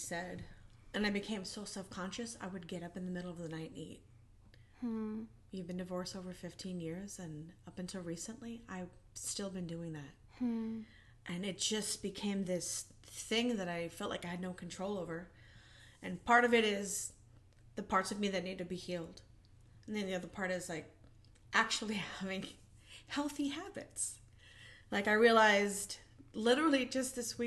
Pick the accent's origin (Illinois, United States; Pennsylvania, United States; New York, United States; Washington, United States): New York, United States; growing up in New York and then moving on to an abusive marriage